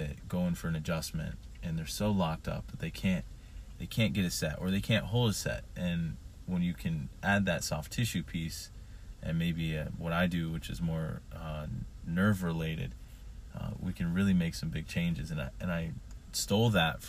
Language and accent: English; Columbus, Ohio, United States; also born or lived in Rochester; now in Buffalo, United States; I'm from Columbus, a big Ohio State guy